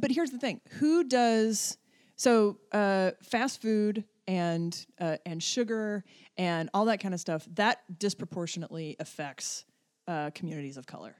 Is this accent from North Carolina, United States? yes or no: yes; Black Mountain, North Carolina, United States; moved away; I also grew up in probably what is the most liberal, little tiny, like, hole of liberalism in North Carolina